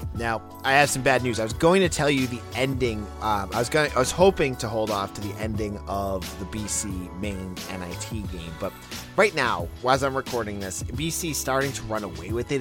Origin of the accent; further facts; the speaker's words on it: New England, United States; I grew up in New England